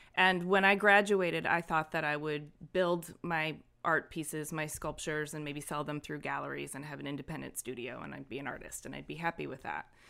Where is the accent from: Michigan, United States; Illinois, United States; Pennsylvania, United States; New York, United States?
Michigan, United States; Ypsilanti; I grew up in Ypsilanti, Michigan, um, and it was a great little town to grow up